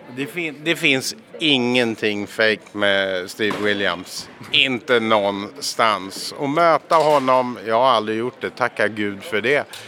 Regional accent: Scotland, United Kingdom; now in Sweden; Jag kommer från Skottland från första början

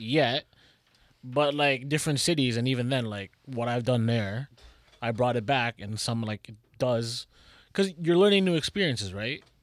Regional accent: Toronto, Ontario, Canada; We're from Toronto

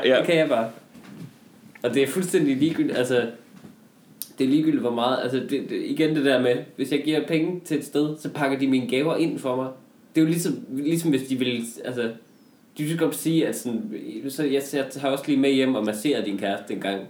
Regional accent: Denmark

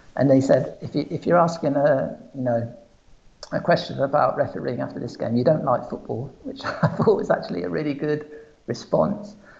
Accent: England, United Kingdom; moved away as an adult; now in Portugal; I was brought up in England

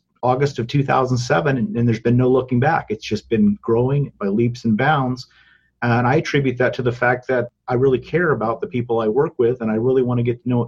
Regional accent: Selma, California, United States; I was born and raised here in Fresno County

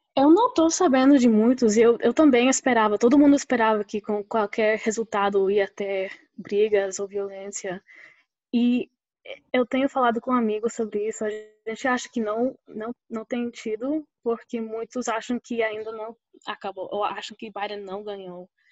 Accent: Oklahoma, United States; accent: mixture of Fortaleza, Rio and Paraíba; first language Spanish; Portuguese is a second language; also born or lived in Costa Rica / Campina Grande, Brazil / Recife, Brazil; now in Pittsburgh, United States; Então, eu nasci aqui em Oklahoma, é, que fica perto do Texas. E morei uns dois anos na Costa Rica, cresci falando espanhol

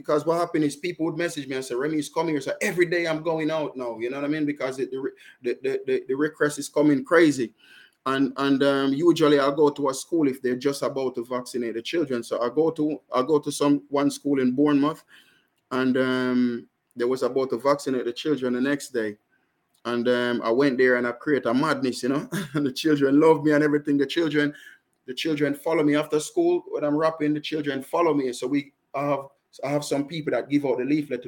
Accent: Jamaica; accent: strong Jamaican; moved away as an adult; now in United Kingdom; I'm Jamaican and I have a strong Jamaican accent.

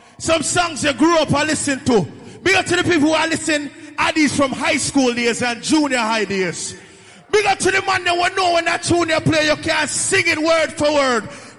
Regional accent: New York City, New York, United States; I'm from Brooklyn, New York. I grew up in Brooklyn, New York.

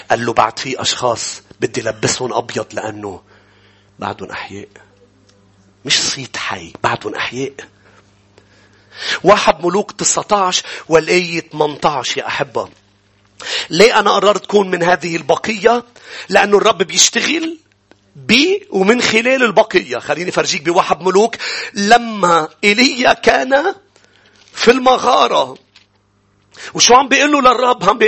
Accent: Lebanon; كانوا يسموني كان في اشخاص تقول لي انت انت لبناني ام صيني كانوا عيوني بعد اكثر كنت انجرح انه لا انا لبناني

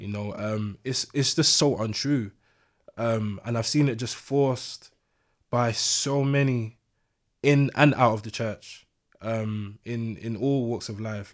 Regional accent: London, United Kingdom; I grew up in East London

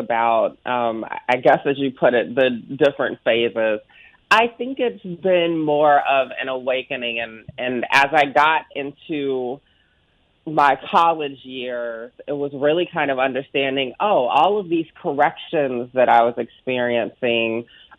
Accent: Augusta, Georgia, United States; accent: Southern; my hometown of Augusta, Georgia

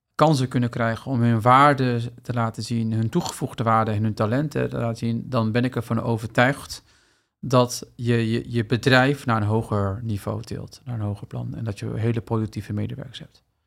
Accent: Netherlands; ik ben hier opgegroeid in Nederland

